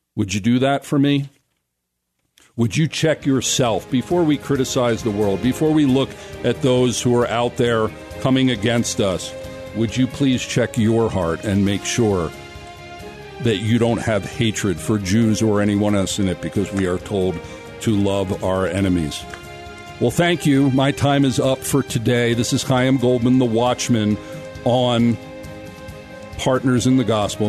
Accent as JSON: {"language": "English", "country": "United States", "tie": "born or raised there", "also_born_or_lived": "Israel", "moved": "as an adult", "said": "I was born in America"}